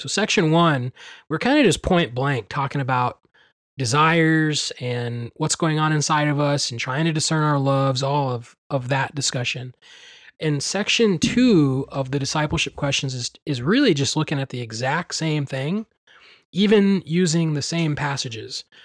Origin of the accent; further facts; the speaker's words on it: Midwest, United States; growing up in the Midwest, and being around farms